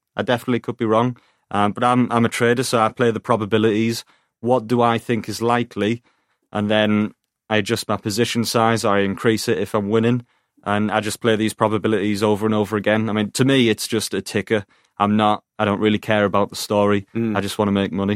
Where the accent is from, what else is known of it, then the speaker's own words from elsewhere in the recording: Teesside, North East England, United Kingdom; I'm from Teesside